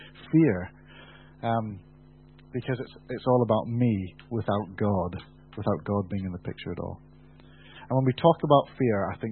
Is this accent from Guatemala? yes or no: no; United Kingdom; We're British